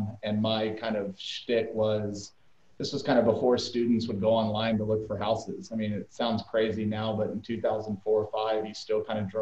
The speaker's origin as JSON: {"language": "English", "town": "El Paso", "region": "Texas", "country": "United States", "tie": "born or raised there", "moved": "as an adult", "lives_now": "Fort Worth, United States", "said": "I grew up in El Paso, Texas"}